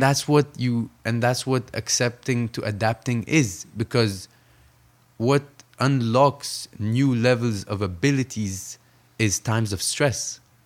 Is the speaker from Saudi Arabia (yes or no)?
yes; Saudi Arabia; also born or lived in Egypt / New York, United States; now in Los Angeles, United States; I grew up between Saudi Arabia and Egypt